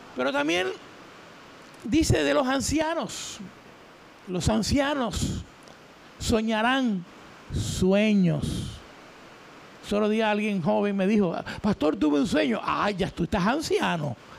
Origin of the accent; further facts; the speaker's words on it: Isabela, Puerto Rico; Yo soy de Isabela, pertenecía a una iglesia en Isabela